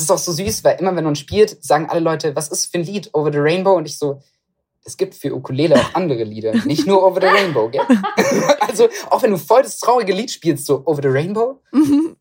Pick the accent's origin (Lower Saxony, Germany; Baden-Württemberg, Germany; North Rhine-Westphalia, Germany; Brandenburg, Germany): Baden-Württemberg, Germany; Stuttgart; also born or lived in Reutlingen; ich komme ja aus Stuttgart, die Ecke.